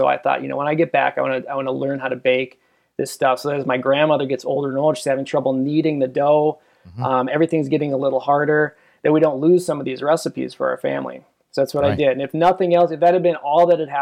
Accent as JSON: {"language": "English", "town": "Minneapolis–Saint Paul", "region": "Minnesota", "country": "United States", "moved": "as an adult", "lives_now": "Minot, United States", "said": "I'm originally from the Twin Cities, Minnesota"}